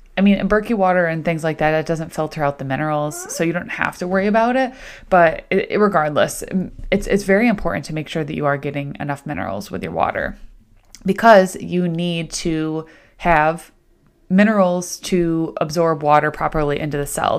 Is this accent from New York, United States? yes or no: yes; Central New York, United States; now in Rochester, United States; I grew up in Central New York, kind of like Syracuse, Rome, Utica area, but now technically living in Rochester